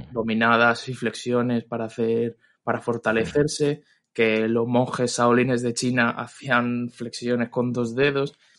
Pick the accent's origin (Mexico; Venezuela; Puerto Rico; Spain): Spain; Madrid, Community of Madrid; soy de Madrid